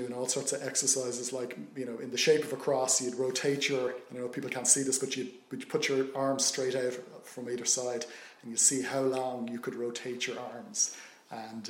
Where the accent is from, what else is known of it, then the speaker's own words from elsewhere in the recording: Dublin, Leinster, Ireland; grew up in Booterstown, South County Dublin, back in the 70s